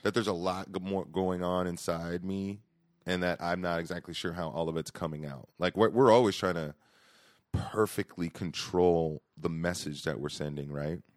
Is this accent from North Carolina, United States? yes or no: no; Stockton, California, United States; also born or lived in Boston; I was adopted, and I grew up in Stockton.